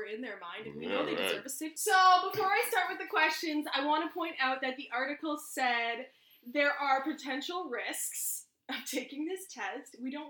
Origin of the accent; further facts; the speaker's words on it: London, Ontario, Canada; because we're from London, Ontario.